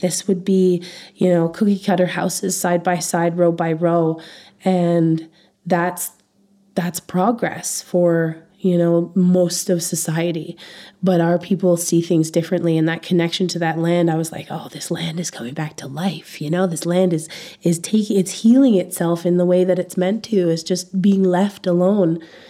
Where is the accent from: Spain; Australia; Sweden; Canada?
Canada; And you operate differently as a Canadian.